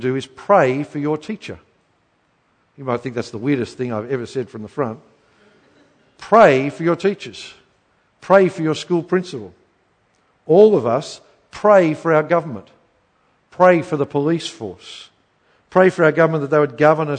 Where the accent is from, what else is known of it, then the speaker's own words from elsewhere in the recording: Queensland, Australia; I grew up in Queensland